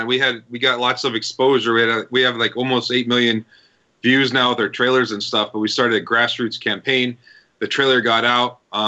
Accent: Albuquerque, New Mexico, United States; we started shooting Artic in Albuquerque, New Mexico. That's my hometown.

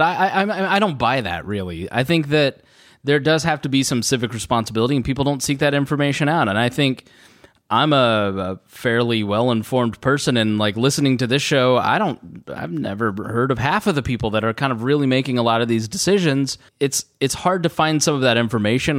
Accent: Plainfield, Indiana, United States; I grew up in Plainfield

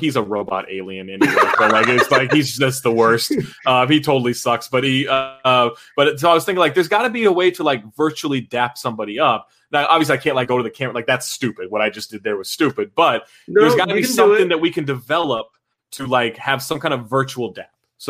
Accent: Sacramento, California, United States; Yeah, I grew up in Sacramento.

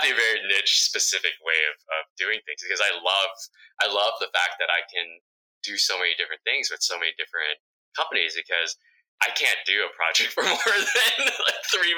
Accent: United States; first language Vietnamese; English is a second language; I was born here in the United States, my English wasn't so, I'd struggle a little bit because my parents spoke Vietnamese to me growing up

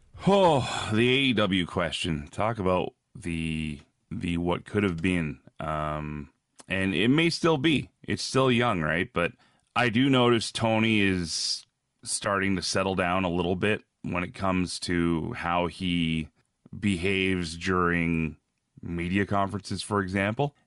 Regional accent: Red Deer, Alberta, Canada; moved away as an adult; also born or lived in Ontario / Edmonton, Alberta; now in Regina, Canada; I was born in Ontario, grew up mostly out west between, uh, different towns in Alberta. Uh, there's a city called Red Deer, where I spent a lot of my life.

